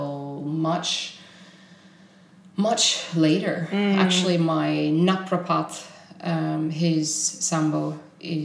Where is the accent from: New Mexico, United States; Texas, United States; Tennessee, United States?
Texas, United States; moved away as an adult; now in Stockholm, Sweden; I was born in Texas. I was born in Texas in a little tiny redneck hick town